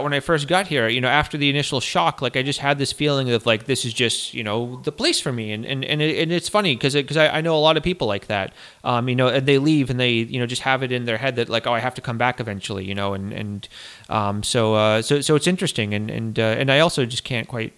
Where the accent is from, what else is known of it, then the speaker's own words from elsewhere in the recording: Northeast, United States; moved away as an adult; also born or lived in Ireland; now in Latvia; I'm from the Northeast